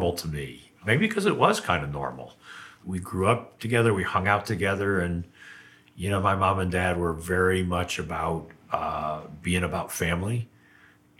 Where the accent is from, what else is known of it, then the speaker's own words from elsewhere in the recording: Texas, United States; also born or lived in Corning, New York / Painted Post, New York; I spent a long time in Texas. I identify with being a Texan. I moved there when I was five and lived there for many